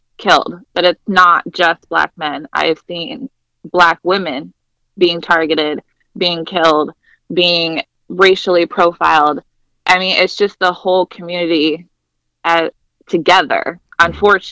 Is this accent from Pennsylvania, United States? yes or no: no; Ohio, United States; also born or lived in Fort Wayne, Indiana / Florida / Washington, DC area; I was born and raised in Ohio, went to high school, you know, here